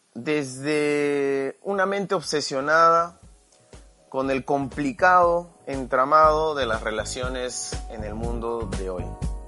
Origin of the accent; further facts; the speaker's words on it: Peru; also born or lived in Lima, Peru; Actualmente vivo en Lima, en Perú